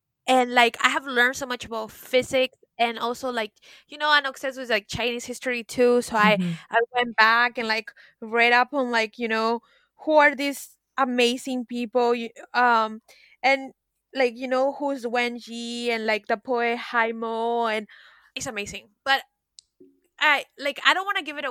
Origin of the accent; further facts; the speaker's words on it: Peru; also born or lived in Miami, United States / New York, United States; now in France; growing up in Peru